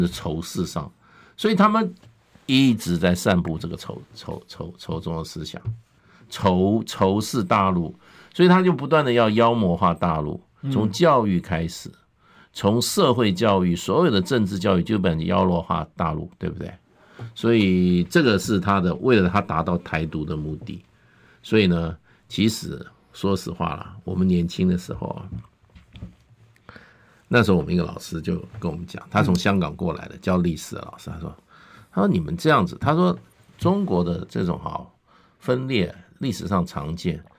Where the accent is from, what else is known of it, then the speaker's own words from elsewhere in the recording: Taiwan; 我们台湾的社会，我们台湾社会事实上我们是很容易煽动的